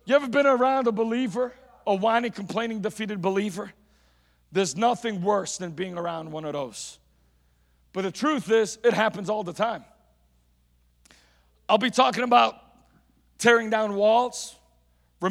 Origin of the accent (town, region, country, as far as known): United States